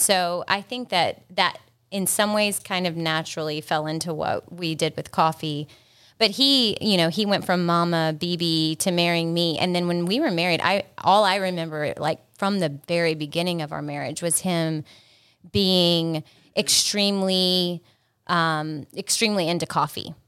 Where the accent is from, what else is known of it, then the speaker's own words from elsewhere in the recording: South Carolina, United States; accent: South Carolina; moved away as an adult; also born or lived in Boca Raton, Florida; now in Fort Lauderdale, United States; really South Carolina's our home